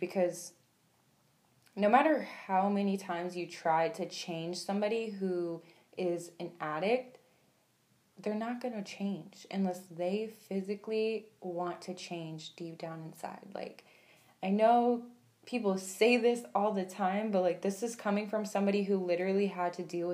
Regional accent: Phoenix, Arizona, United States; also born or lived in Toledo, Ohio; I live in Phoenix, Arizona. I was born in Toledo, Ohio, but my mom moved me here when I was about 7. And yeah, I've just been here ever since

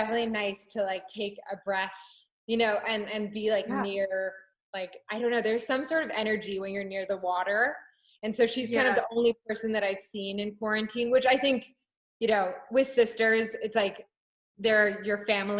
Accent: Japan; also born or lived in London / Hong Kong; so I was born in London and then grew up in Japan and then later Hong Kong.

